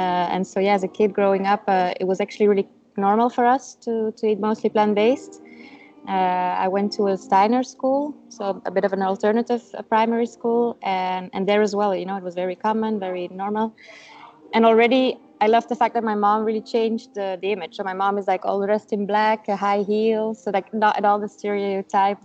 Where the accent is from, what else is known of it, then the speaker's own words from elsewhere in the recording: Brussels, Brussels-Capital Region, Belgium; first language Dutch; English is a second language; also born or lived in Madrid, Spain; I'm from Belgium. I was born in Brussels. My parents are Dutch. So I grew up, living in Brussels, but speaking mostly Dutch